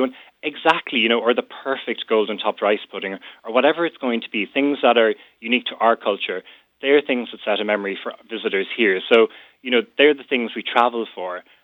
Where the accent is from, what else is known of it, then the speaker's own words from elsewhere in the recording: North County Cork, Munster, Ireland; I'm from North County Cork